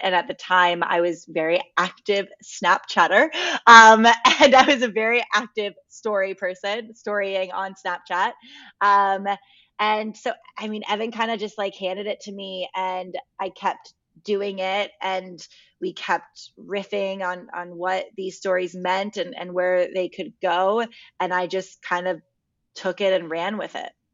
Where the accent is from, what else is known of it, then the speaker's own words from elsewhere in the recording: Connecticut, United States; moved away as an adult; also born or lived in Los Angeles, United States; so I grew up in Connecticut and I went to college in Connecticut. So I, I was, I was raised in the cold